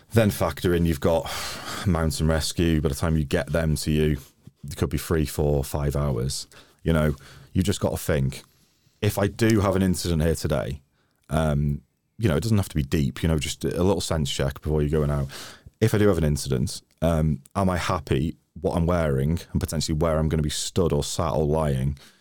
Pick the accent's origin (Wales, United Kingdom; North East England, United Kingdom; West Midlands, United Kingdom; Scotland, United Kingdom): Wales, United Kingdom; Wrexham; moved away; also born or lived in London; I'm Welsh